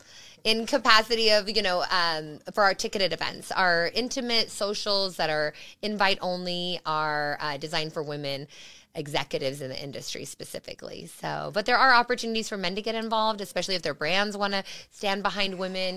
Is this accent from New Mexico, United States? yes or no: yes; Las Cruces, New Mexico, United States; moved away; also born or lived in Arizona; my home state, uh, original home state of New Mexico, Las Cruces, is, is my, my hometown